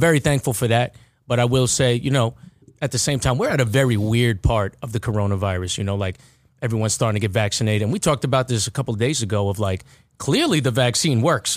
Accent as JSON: {"language": "English", "town": "Baldwin", "region": "New York", "country": "United States", "tie": "born or raised there", "said": "lived ninety degrees away from McDonald's growing up in Baldwin"}